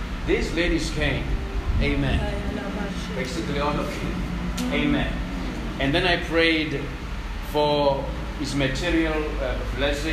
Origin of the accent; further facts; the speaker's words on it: South Africa; I grew up in Tuzu